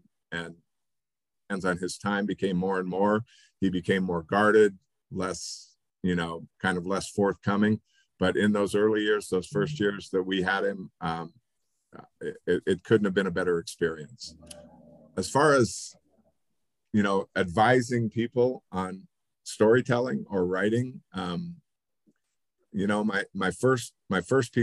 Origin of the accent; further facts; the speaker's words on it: Reno, Nevada, United States; now in Colorado Springs, United States; Growing up in Reno